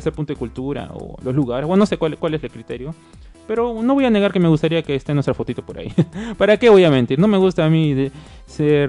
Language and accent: Spanish; Peru; como somos peruanos